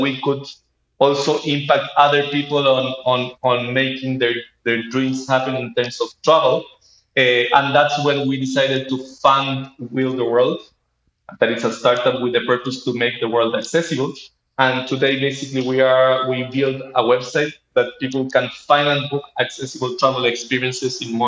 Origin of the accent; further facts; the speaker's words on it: Santiago, Santiago Metropolitan Region, Chile; moved away as an adult; also born or lived in Berkeley, California, United States; I am originally from Santiago, Chile.